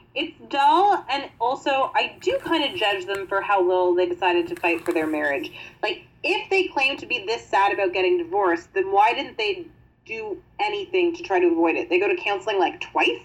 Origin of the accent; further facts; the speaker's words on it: Canada; we're Canadian